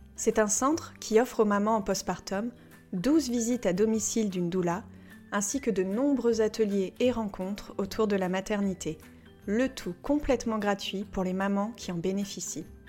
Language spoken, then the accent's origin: French; France; en tant que Français